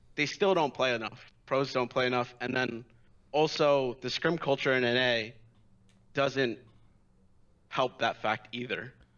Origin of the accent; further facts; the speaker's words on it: New York, United States; I'm from New York.